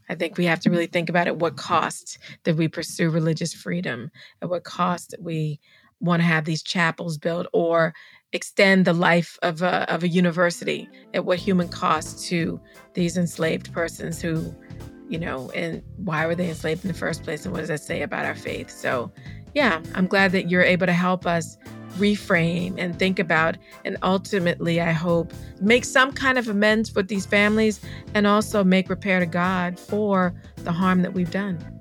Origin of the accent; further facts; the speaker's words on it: Charleston, South Carolina, United States; I'm from Charleston, South Carolina